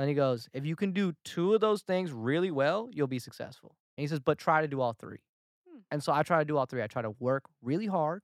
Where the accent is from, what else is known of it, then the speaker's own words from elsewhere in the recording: Atlanta, Georgia, United States; moved away as an adult; now in Los Angeles, United States; Atlanta when I went back, my hometown